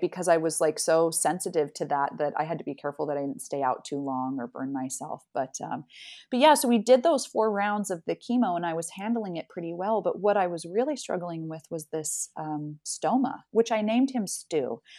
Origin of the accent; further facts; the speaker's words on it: Salt Lake City, Utah, United States; moved away as an adult; now in Amsterdam, Netherlands; I am a native Salt Lake City, uh, I grew up in Salt Lake City, and I currently now live in Amsterdam